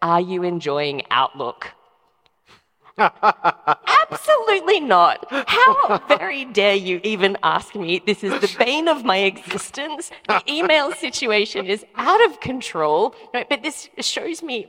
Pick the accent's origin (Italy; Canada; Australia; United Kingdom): Australia; I'm Australian